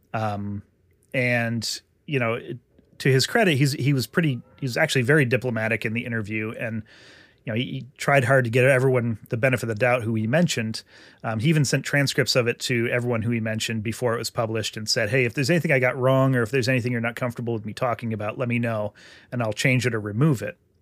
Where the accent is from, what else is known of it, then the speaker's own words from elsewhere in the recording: Vermont, United States; since I grew up in Vermont